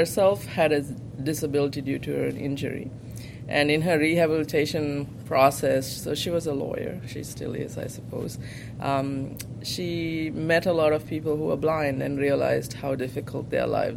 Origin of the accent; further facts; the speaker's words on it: Sri Lanka; moved away as an adult; now in United States; I grew up in Sri Lanka. I was born and raised there in a low to middle income family